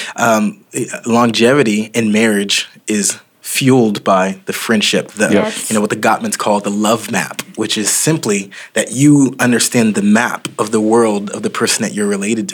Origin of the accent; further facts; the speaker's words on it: Oklahoma, United States; moved away as an adult; also born or lived in Dallas; I was raised in Oklahoma, but we went to school in Dallas